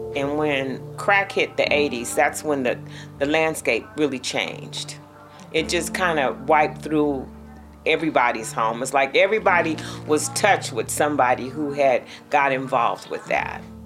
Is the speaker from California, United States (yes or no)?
yes; Richmond, California, United States; I'm from Richmond, California, but I've been a resident of Parchester Village for the last 20 years now